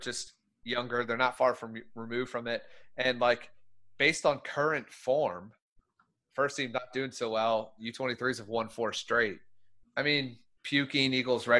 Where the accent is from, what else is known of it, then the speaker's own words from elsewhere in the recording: Wilmington, Delaware, United States; I'm from Wilmington, Delaware, and... pretty much no one knows where that is